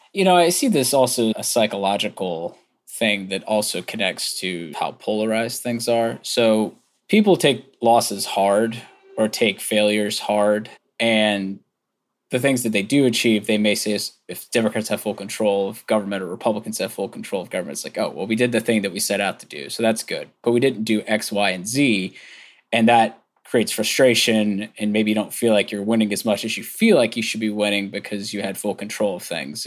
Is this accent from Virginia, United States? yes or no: yes; Virginia, United States; my home state